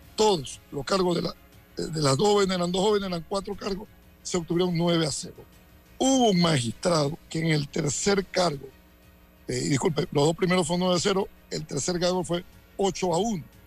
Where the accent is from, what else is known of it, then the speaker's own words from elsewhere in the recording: Santiago de Veraguas, Veraguas, Panama; soy de Santiago o porque crecí en Paso Las Tablas y Barrera de Carmen